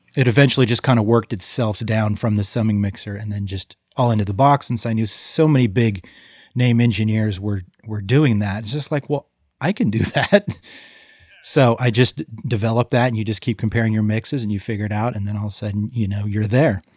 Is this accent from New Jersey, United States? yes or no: no; Modesto, California, United States; also born or lived in San Francisco; the Central Valley of, um, where I grew up in Modesto